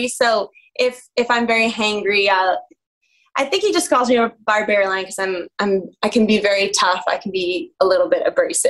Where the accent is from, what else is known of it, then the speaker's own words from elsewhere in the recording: Northeast, United States; moved away; also born or lived in New Zealand; I grew up in the Northeast